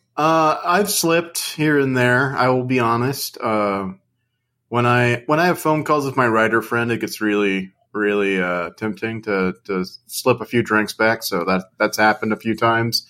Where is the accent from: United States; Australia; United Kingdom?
United Kingdom; I'm British, so I say program.